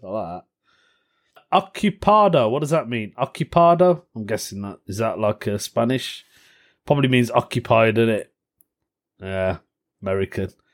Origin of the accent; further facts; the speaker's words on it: United Kingdom; I'm Indian, British Indian